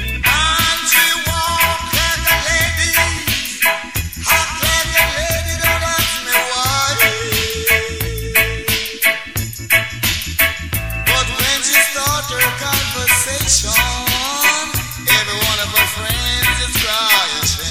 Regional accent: Yorkshire and the Humber, United Kingdom; that's what we're like from Yorkshire

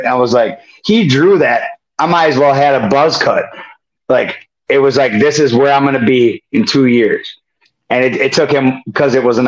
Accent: Prescott, Wisconsin, United States; born or raised there

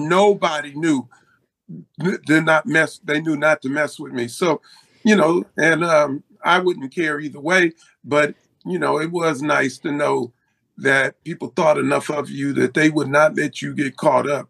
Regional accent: Compton, California, United States; also born or lived in Los Angeles / Willowbrook; I grew up in the city of uh, Los Angeles, Willowbrook, and Compton.

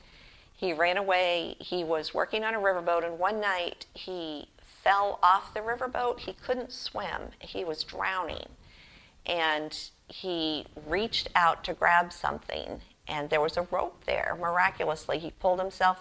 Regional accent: Boston, Massachusetts, United States; Growing up in Boston, Massachusetts, I knew John Hancock

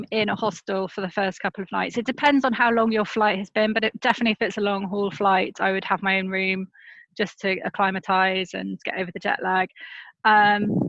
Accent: United Kingdom; accent: British; as a Brit, we don't think we have an accent.

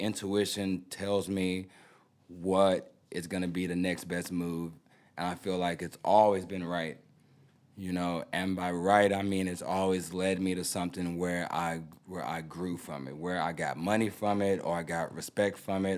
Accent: Houston, Texas, United States; I'm from Houston. … I'm a big fan of y'all. It's my first time out here.

